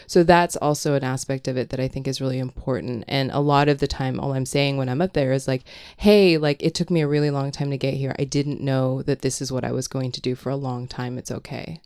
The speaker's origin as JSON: {"language": "English", "country": "Hong Kong", "tie": "born or raised there", "moved": "yes", "said": "I grew up in Hong Kong"}